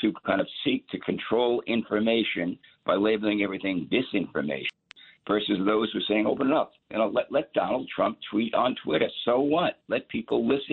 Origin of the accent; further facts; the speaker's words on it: New York City, New York, United States; I grew up in Brooklyn, New York